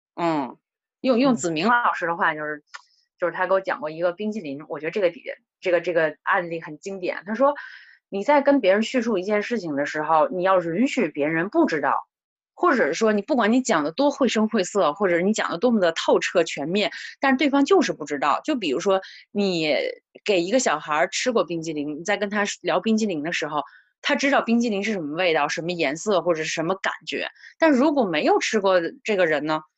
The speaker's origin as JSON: {"language": "Chinese", "country": "China", "said": "作为中国人来说，我们的这个传统文化也好"}